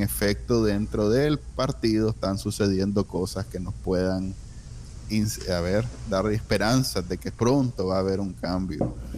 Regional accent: Nicaragua; now in United States; nosotros que somos que somos nica, nos encanta y queremos con todas nuestras ganas vivir ahí

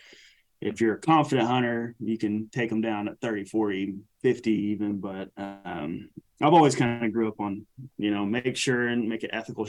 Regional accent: the South, United States; Not just the USA. I mean, we're right in the heart of the USA, right in the middle. And it's like, you know, we're from the South.

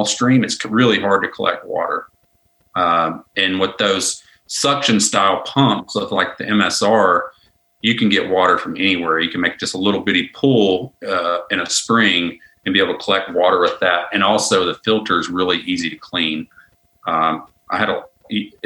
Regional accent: Arkansas, United States; I'm from Arkansas

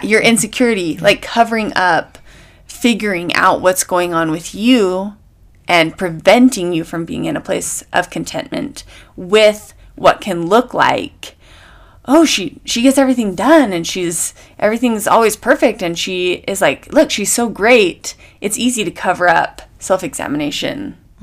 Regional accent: United States; I'm American.

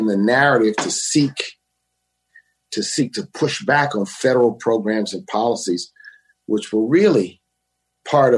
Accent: Louisiana, United States; moved away as an adult; also born or lived in New Orleans; now in New York, United States; I'm from Louisiana

